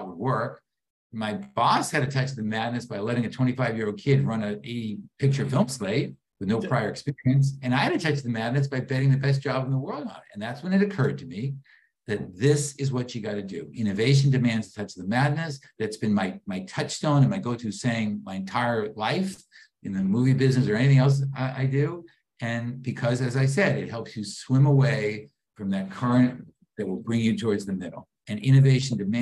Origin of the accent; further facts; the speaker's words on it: Boston, Massachusetts, United States; I grew up in Boston, wonderful supportive parents, no money, no contacts